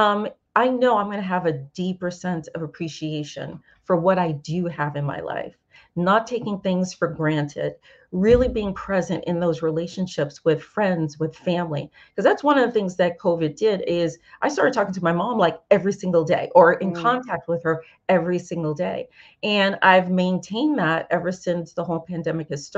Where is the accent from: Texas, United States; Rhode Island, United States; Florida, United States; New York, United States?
New York, United States; New York City; moved away; my hometown of New York